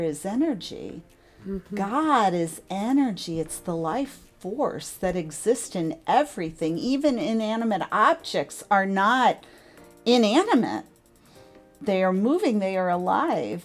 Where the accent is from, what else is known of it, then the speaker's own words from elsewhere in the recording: St. Louis, Missouri, United States; my hometown of St. Louis, Missouri